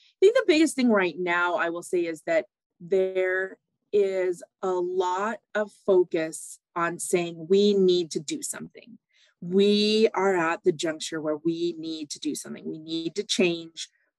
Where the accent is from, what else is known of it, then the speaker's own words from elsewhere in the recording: California, United States; also born or lived in Barrow; I grew up partially in Northern California. That's where my mom is from.